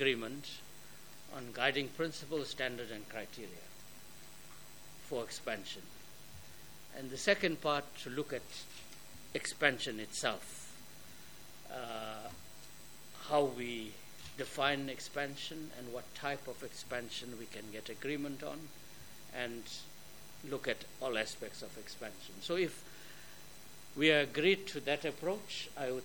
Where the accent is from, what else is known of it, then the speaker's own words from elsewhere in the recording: Durban, KwaZulu-Natal, South Africa; moved away as an adult; now in Pretoria, South Africa; my hometown, and I think the place where I grew up and was educated